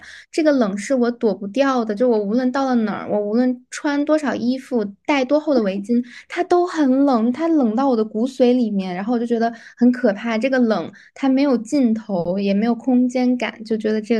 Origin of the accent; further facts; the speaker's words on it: North China, China; 我之前在呃南方过过一次冬，那个感觉可能确实是我作为北方人没有办法忍耐的，